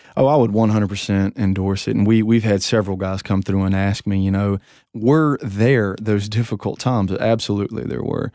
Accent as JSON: {"language": "English", "country": "United States"}